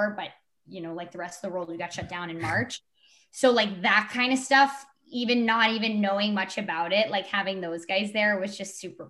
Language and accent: English; New Jersey, United States; I grew up in New Jersey